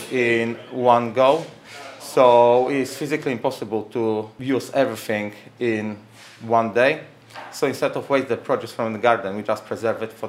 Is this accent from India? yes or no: no; Warsaw, Masovian Voivodeship, Poland; also born or lived in United States; now in United Kingdom; I come from Poland, from Warsaw.